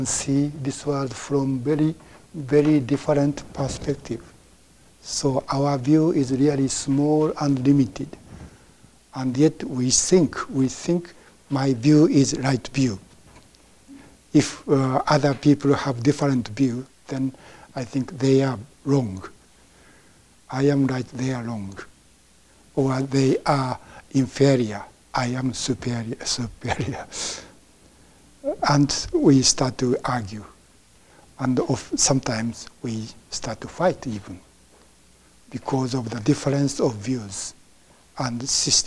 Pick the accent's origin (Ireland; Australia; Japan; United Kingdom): Japan; English is a second language; moved away as an adult; I was born in Japan and I became a Buddhist, and I was trained as a Buddhist priest in Japan